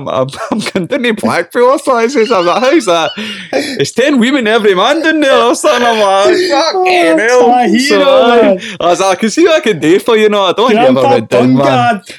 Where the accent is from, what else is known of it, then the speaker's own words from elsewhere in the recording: Scotland, United Kingdom; accent: Scottish; It always comes down to your Scottish accent, though. See, try to, like, cut a promo or act being Scottish and my stupid accent.